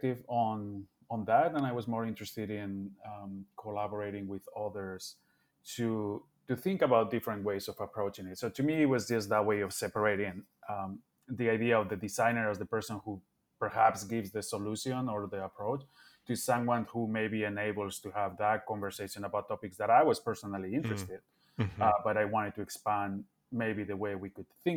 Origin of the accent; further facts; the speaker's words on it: Bilbao, Basque Country, Spain; moved away as an adult; also born or lived in Barcelona, Spain; now in Chicago, United States; I grew up in Bilbao, but I studied architecture in Barcelona, as Bilbao didn't have an architecture school. So I moved there when I was 18